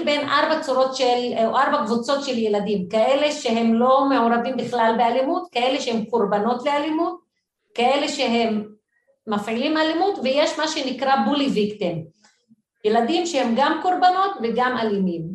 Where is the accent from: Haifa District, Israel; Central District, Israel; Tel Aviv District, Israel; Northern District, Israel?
Haifa District, Israel; Haifa; moved away as an adult; now in Jerusalem, Israel; גדלתי בשכונת מצוקה, בעיר חיפה